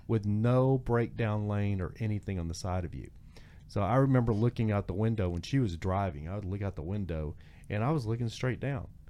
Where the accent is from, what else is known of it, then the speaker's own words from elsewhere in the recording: near Denver City, Texas, United States; also born or lived in Joshua Tree, California / Long Beach, California; now in Los Angeles, United States; growing up in Texas